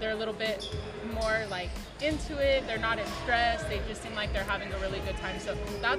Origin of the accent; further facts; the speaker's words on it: Roswell, New Mexico, United States; I'm from Roswell, New Mexico.